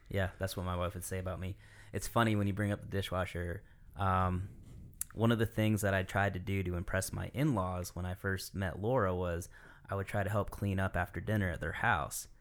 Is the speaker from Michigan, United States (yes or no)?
yes; Michigan, United States; moved away; I'm from Michigan